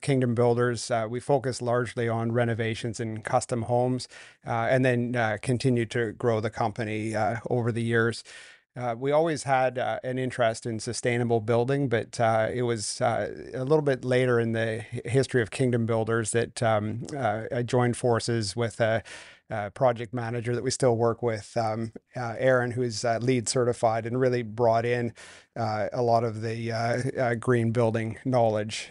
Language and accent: English; Vancouver, British Columbia, Canada; also born or lived in North Carolina; I grew up here in Vancouver